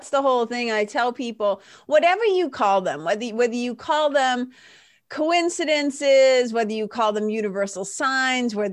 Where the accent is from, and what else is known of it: New Jersey, United States